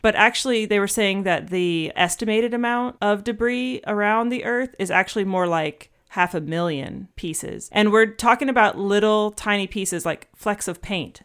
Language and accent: English; Atlanta, Georgia, United States; Atlanta is kind of like my hometown